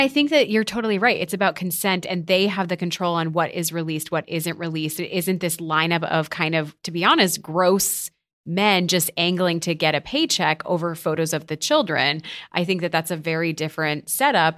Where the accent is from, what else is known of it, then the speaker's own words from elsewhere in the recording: United States; I am an American